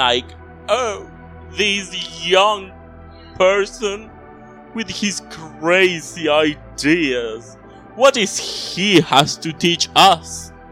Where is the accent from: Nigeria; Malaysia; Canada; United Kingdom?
United Kingdom; I'm British